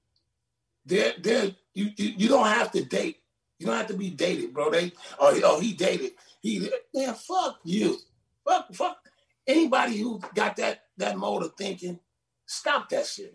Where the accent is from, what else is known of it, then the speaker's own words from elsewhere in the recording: Compton, California, United States; moved away as an adult; now in Las Vegas, United States; I'm from Compton, California.